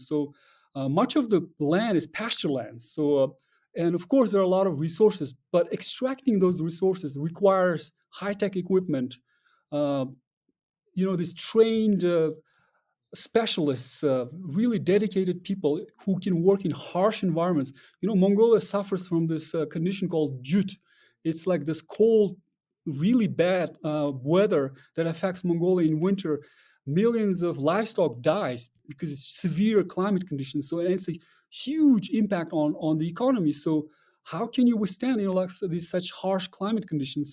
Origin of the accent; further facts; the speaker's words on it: Kyrgyzstan; I'm from Kyrgyzstan, and, but in Kyrgyzstan, we closely observe